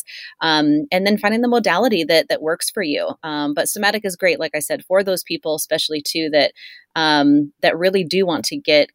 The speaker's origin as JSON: {"language": "English", "town": "Encinitas", "region": "California", "country": "United States", "tie": "born or raised there", "said": "we're both from Encinitas. We both grew up in North County, San Diego"}